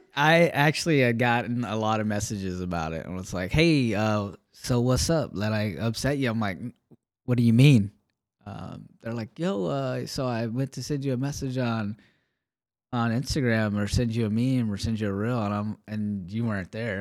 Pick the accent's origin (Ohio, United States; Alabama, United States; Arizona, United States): Alabama, United States; moved away; I grew up in Alabama